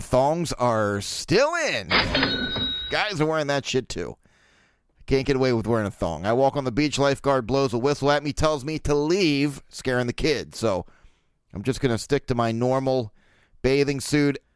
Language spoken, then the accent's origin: English; Baltimore, Maryland, United States; I'm from Baltimore, born and raised.